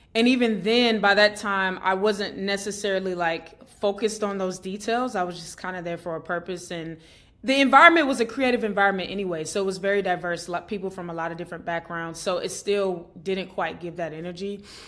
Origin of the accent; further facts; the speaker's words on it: Atlanta, Georgia, United States; I grew up in Atlanta, Georgia